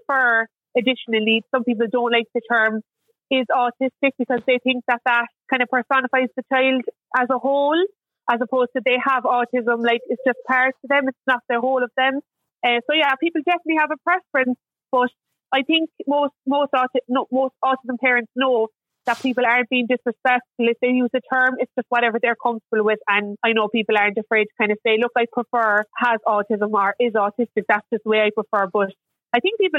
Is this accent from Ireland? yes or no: yes; Mallow, Munster, Ireland; I come from Mallow in Cork.